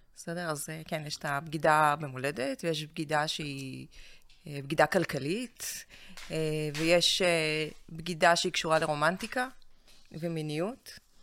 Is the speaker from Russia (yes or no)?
yes; Russia; now in Israel; אני מרוסיה